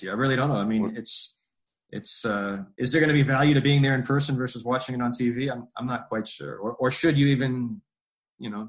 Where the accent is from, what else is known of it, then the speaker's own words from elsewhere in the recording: Bay Village, Ohio, United States; Um, I actually I grew up in in Cleveland area. I grew up in Bay Village.